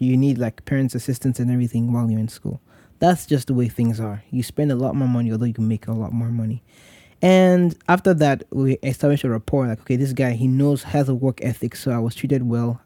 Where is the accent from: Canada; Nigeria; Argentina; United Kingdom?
Nigeria; moved away; as a Nigerian who was trying to serve his country